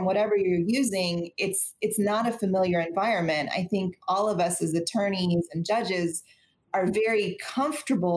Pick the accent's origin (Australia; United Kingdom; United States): United States; Austin, Texas; I'm from Austin. I'm a native Austinite, born and raised here